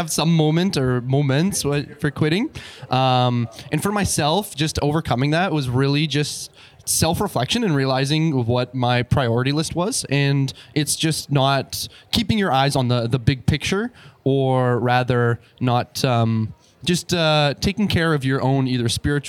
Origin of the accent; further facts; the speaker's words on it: Calgary, Alberta, Canada; I'm also from Calgary